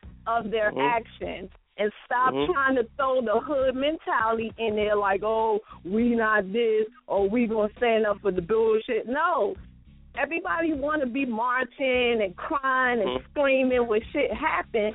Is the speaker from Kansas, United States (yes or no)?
no; Durham, North Carolina, United States; moved away as an adult; also born or lived in DMV (Washington D.C. area); I was raised in Durham, but I'm in the DMV now, 15 years off and on